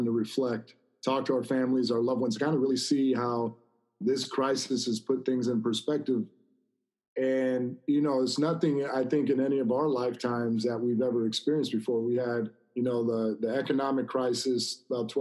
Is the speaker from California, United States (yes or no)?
yes; Corona, California, United States; this is an area I grew up in Corona, Norco area.